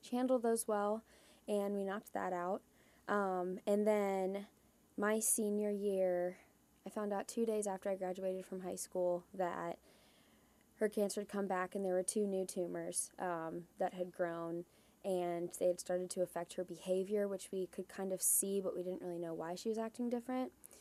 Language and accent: English; Columbus, Ohio, United States; moved away as an adult; also born or lived in Huntington, Indiana; I was born and raised just outside of Columbus, Ohio